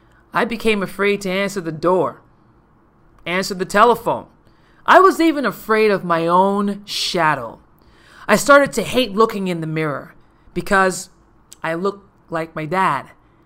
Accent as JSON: {"language": "English", "town": "Paradise", "country": "U.S. Virgin Islands", "tie": "born or raised there", "said": "I was born and raised in Paradise, St. Thomas, U.S. Virgin Islands."}